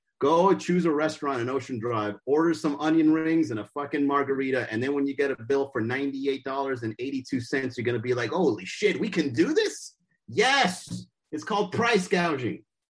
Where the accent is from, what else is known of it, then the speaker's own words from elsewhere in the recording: Miami, Florida, United States; I'm from Miami.